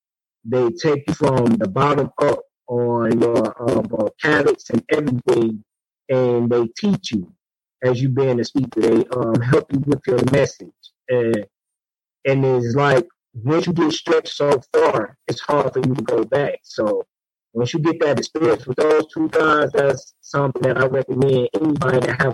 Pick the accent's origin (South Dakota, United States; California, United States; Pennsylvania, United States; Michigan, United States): Michigan, United States; Detroit; coming from the urban city of Detroit and the inside neighborhoods. Just having goals of playing sports.